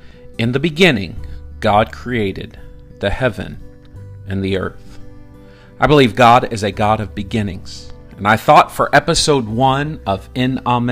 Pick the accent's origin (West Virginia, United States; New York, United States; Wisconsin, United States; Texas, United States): West Virginia, United States; Morgantown; also born or lived in Indiana; moved to West Virginia. And that's where I called home for my upbringing years. I was raised in Morgantown, West Virginia. My dad was a pastor, which makes me a preacher's kid.